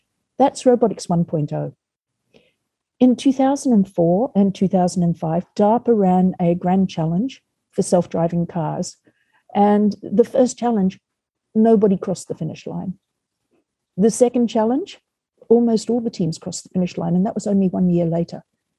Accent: Australia; moved away as an adult; now in United States; I came over from Australia in 2010. I was finishing up my master's in human-robot interaction, or human-robot culture.

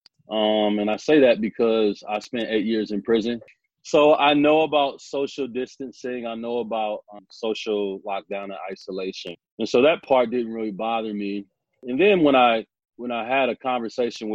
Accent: Omaha, Nebraska, United States; I'm from Omaha, Nebraska

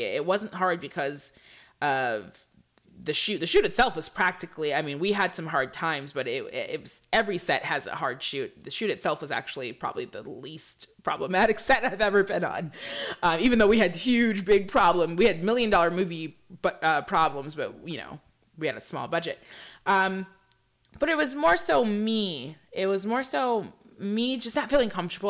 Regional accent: Michigan, United States; also born or lived in Belize; I'm from Michigan

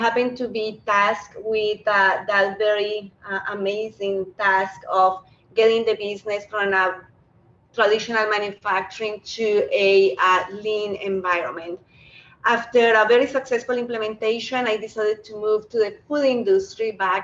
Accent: Colombia; moved away as an adult; now in Canada; I happen to be a Canadian with an accent. I was born in Colombia, where I studied industrial engineering

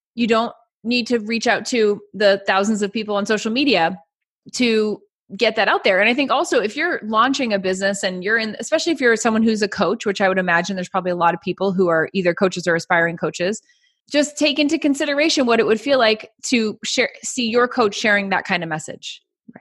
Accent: Lake Winnipesaukee, New Hampshire, United States; I have a huge history of growing up on Lake Winnipesaukee

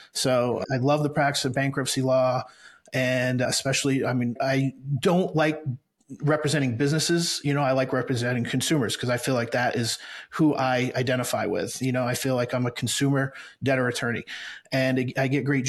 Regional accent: Maine, United States; moved away as an adult; now in Brandon, United States; I grew up in Maine

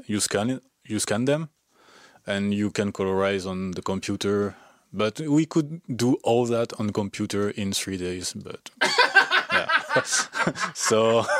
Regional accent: Aix-en-Provence, Provence-Alpes-Côte d'Azur, France; English is a second language; moved away as an adult; now in Canada; I did a test from my hometown, like Aix-en-Provence.

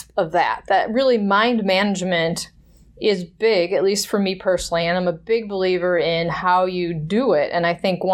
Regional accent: Wisconsin, United States; I grew up in Wisconsin

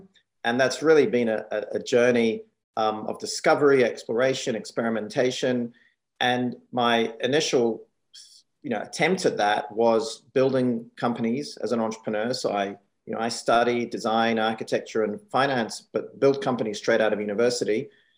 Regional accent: New Zealand; also born or lived in Hong Kong / United States; And, you know, I moved from Hong Kong as a teenager. So growing up in New Zealand and being born in Hong Kong, it's very interesting

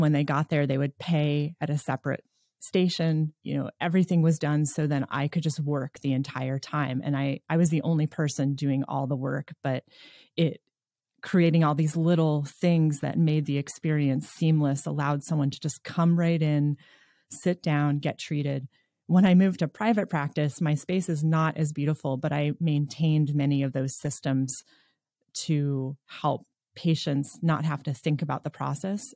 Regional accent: New York, United States; moved away as an adult; now in Nevada City, United States

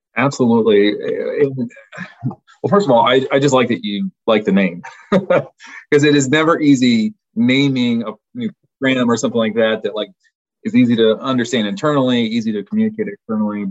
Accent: rural Kansas, United States; also born or lived in Dodge City, Kansas / Scott City, Kansas / Hays, Kansas / Hoisington, Kansas; I am a lifelong Kansan, actually a lifelong rural Kansan.

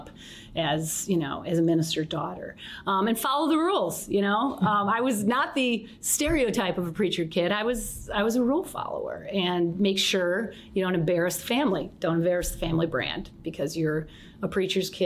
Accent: St. Johns, Michigan, United States; also born or lived in Detroit, Michigan; I was born down here, and I grew up here in a little town called St. John's, Michigan

